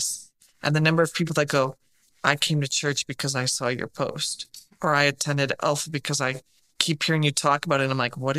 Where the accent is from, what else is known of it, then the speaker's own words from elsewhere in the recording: England, United Kingdom; moved away; all my family's from England. I'm from England.